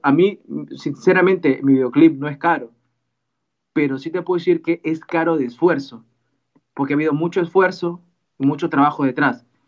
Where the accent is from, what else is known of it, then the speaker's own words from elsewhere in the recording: Peru; mi país, en Perú